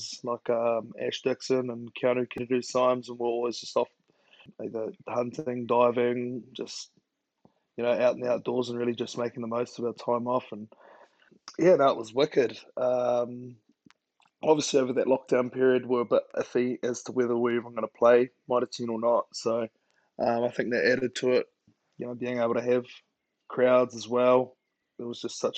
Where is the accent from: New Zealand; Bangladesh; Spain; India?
New Zealand; Masterton, Wellington; also born or lived in Hastings; I grew up in Masterton